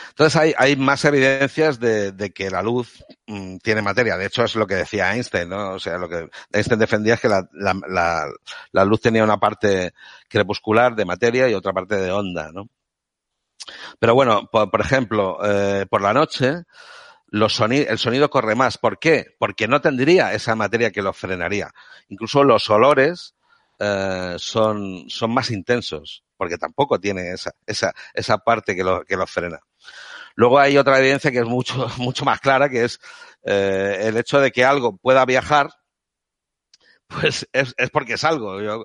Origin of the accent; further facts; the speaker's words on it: Catalonia, Spain; soy un catalán de Córdoba porque vengo de, provengo de una familia andaluza, pero yo he nacido en Cataluña y me siento catalán, parlo catalán